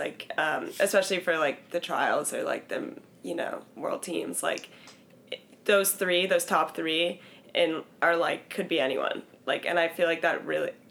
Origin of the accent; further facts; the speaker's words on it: Santa Cruz, California, United States; moved away as an adult; also born or lived in Oregon / Arkansas; I'm from Santa Cruz, California